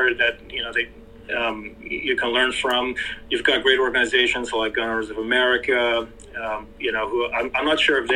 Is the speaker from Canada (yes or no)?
yes; Canada; now in Mexico; in Canada, you know, I'm Canadian. I actually live in Mexico now